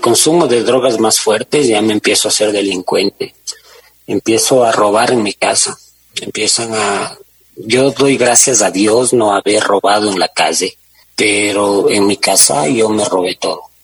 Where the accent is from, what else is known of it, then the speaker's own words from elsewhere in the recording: Guaranda, Bolívar, Ecuador; moved away as an adult; also born or lived in Quito; yo crecí en Guaranda